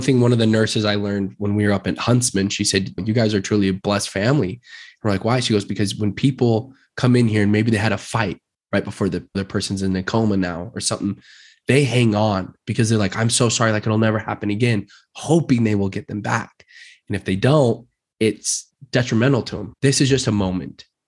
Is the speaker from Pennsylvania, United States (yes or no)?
no; Murray, Utah, United States; now in Draper, United States; I was born and raised in Utah, grew up in Murray